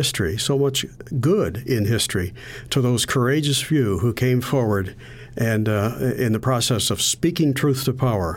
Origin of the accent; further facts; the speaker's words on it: Western Pennsylvania, United States; I grew up in Western Pennsylvania